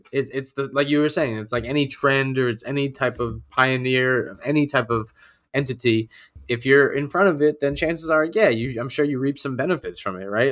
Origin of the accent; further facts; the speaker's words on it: New York, United States; I'm a New Yorker to the bone